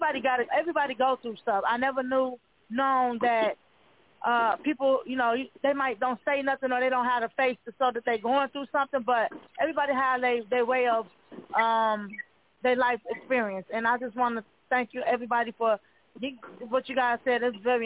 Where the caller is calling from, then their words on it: Milwaukee, Wisconsin, United States; I'm calling from Milwaukee, Wisconsin.